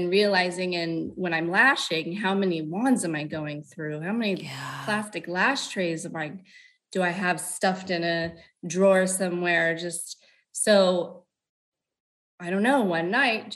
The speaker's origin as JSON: {"language": "English", "town": "Lompoc", "region": "California", "country": "United States", "tie": "born or raised there", "also_born_or_lived": "Ventura, California / Squim, Washington", "said": "I was born and raised pretty much in Lompoc, California"}